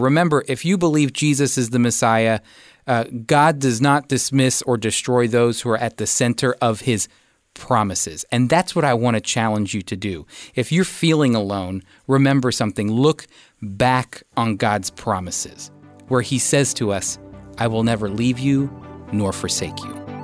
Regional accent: United States; as an American coming

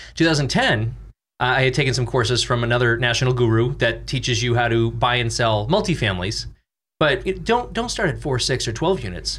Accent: Boston, Massachusetts, United States; moved away; I'm from Boston

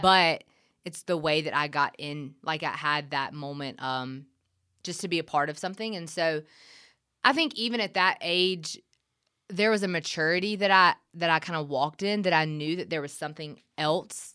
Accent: Gray, Georgia, United States; moved away as an adult; also born or lived in Milledgeville, Georgia; now in Nashville, United States; I'm from Gray, which is right outside of Macon

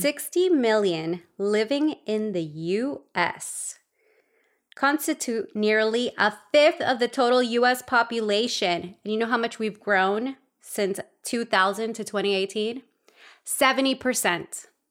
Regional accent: Los Angeles, California, United States; also born or lived in El Salvador; grew up in Los Angeles in a very traditional Latin household

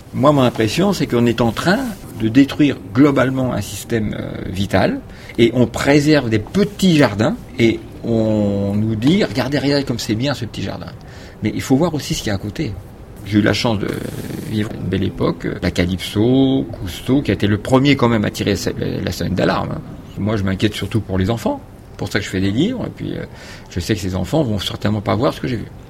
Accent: Paris, Île-de-France, France; né à Paris, donc bien loin de la mer, mais sur une île, puisque c'est l'île de la Cité, où il y a Notre-Dame

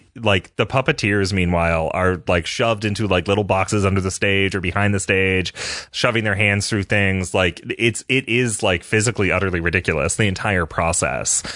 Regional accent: Canada; moved away as an adult; also born or lived in Michigan, United States; now in United States; I am a Canadian

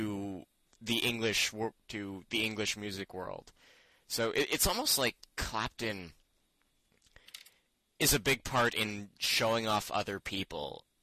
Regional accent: Canada; We're Canadian

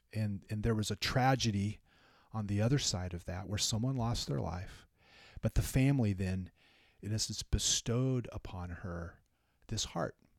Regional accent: California, United States; moved away; also born or lived in Minnesota; I grew up in California. We didn't really have them.

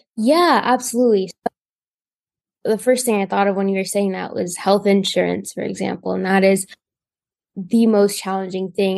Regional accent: Indiana, United States; I am from Indiana. I've gotten care in Indiana my whole life

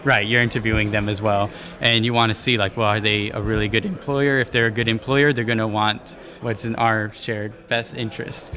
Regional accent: San Diego, California, United States; I was raised here in San Diego

